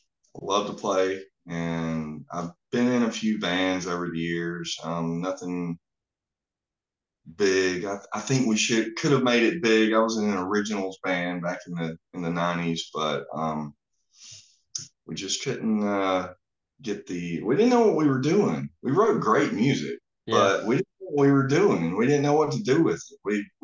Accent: Georgia, United States; now in Alabama, United States; I'm from Georgia originally. I'm a Georgia Bulldog fan.

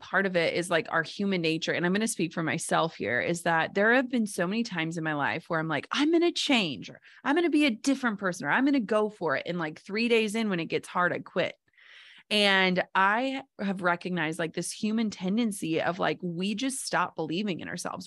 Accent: Minnesota, United States; I'm from Minnesota

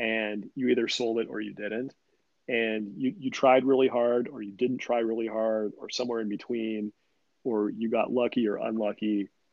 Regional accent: Sacramento, California, United States; I'm from Sacramento. So Little League baseball was the big thing

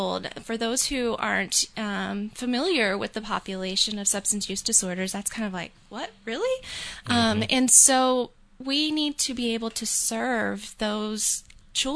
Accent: Alabama, United States; also born or lived in Louisiana; now in New Hampshire, United States; I originally am from the South. I come from Alabama

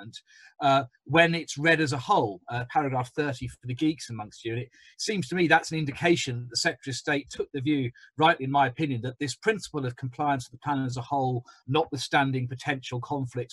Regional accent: Birmingham, West Midlands, United Kingdom; now in London, United Kingdom; as a Brummie

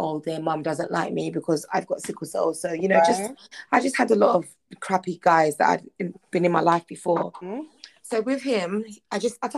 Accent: Ghana; I'm also Ghanaian

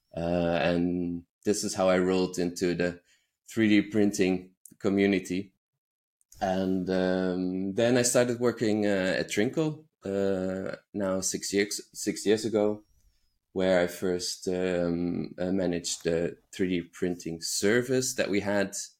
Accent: Netherlands; moved away as an adult; now in Berlin, Germany; I grew up in the Netherlands

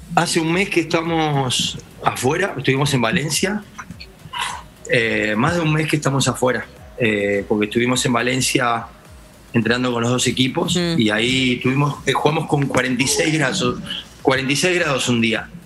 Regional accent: Argentina; soy argentino y, eh, amo mi país

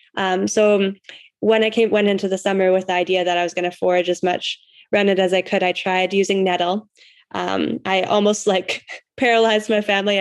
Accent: Canada; I'm from Canada

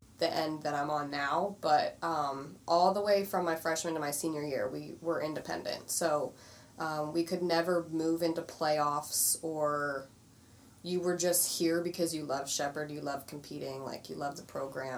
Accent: Westminster, Maryland, United States; I grew up in Westminster, so Carroll County, Maryland

